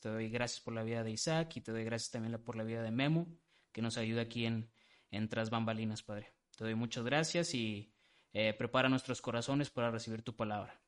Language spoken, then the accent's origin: Spanish; Nuevo Laredo, Tamaulipas, Mexico; moved away as an adult; also born or lived in Guadalajara; now in Monterrey, Mexico; soy, soy de Nuevo Laredo, de, Tamaulipas. Comparto mucha, mucho esa, esa cultura del noreste. Por lo mismo, pues no soy tanto del sur, no tengo ese acento del sur, pues toda la vida he vivido acá en Tamaulipas